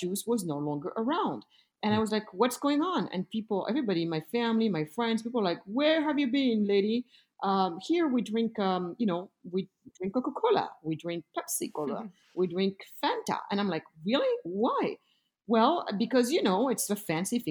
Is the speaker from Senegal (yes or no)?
yes; Senegal; also born or lived in Germany / France; now in United States; I am originally from Senegal, the west coast of Africa.